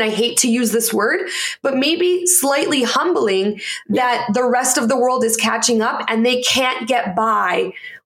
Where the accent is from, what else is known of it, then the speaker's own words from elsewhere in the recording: Canada; moved away; also born or lived in United States; I'm Canadian